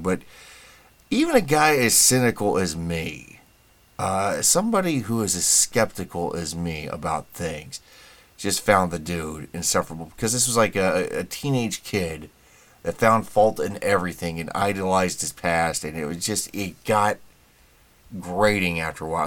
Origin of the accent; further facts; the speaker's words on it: United States; being an American